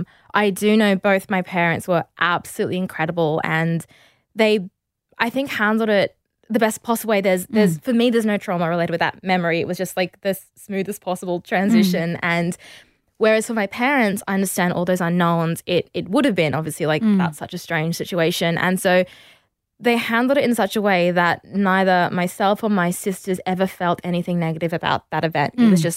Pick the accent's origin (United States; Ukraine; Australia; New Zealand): Australia; Perth, Western Australia; I grew up in Perth and we moved around a lot because my dad is like just very restless and always wants to be somewhere new and do new things.